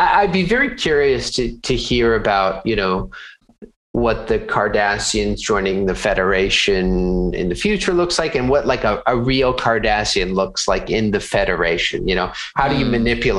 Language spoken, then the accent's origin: English; United States